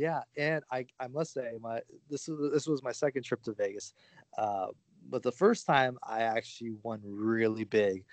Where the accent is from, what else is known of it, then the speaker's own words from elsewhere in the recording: Windsor, Ontario, Canada; it was from Windsor across the border